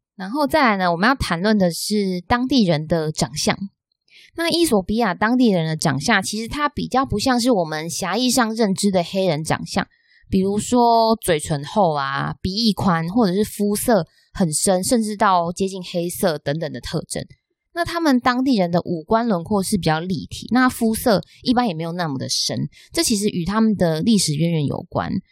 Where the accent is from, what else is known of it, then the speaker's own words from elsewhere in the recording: Taiwan; 我们台湾人